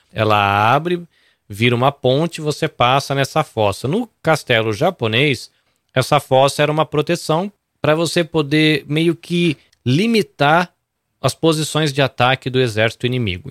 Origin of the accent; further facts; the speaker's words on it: Brazil; now in Japan; não sabe direito se eu sou peruano ou brasileiro